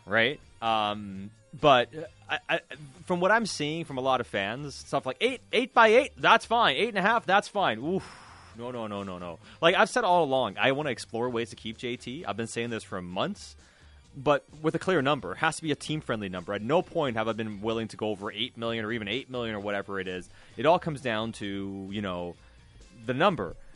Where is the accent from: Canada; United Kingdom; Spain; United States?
Canada; North Vancouver, British Columbia; growing up in North Shore, there used to be a Burger King on Marine Drive